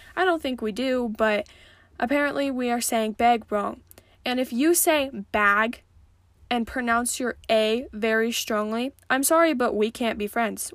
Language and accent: English; Montana, United States; growing up in Montana, and just being a kid